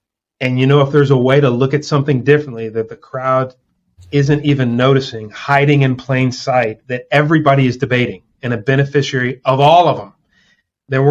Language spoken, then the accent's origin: English; New Orleans, Louisiana, United States; we're both from New Orleans